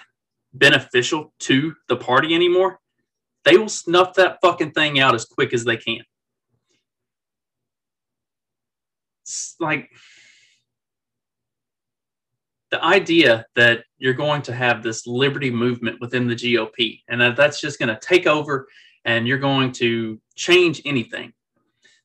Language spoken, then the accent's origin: English; Kentucky, United States; now in Indiana, United States; I'm from Kentucky